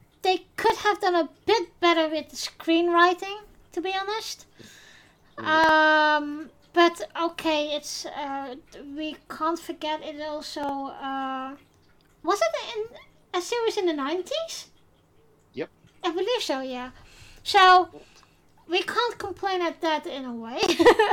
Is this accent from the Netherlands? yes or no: yes; Netherlands; first language Dutch; English is a second language; my native language, Dutch